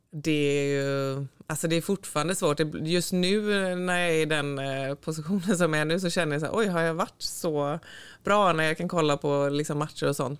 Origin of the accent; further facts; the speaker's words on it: Sävedalen, Västra Götaland, Sweden; moved away as an adult; also born or lived in Floda / Gothenburg; jag föddes här på Östra sjukhuset och så bodde vi i Sävedalen, eh, Partille i början och sen så blev det en liten tut i Floda tre år när skolan började och sen så flyttade vi tillbaka till Sävedalen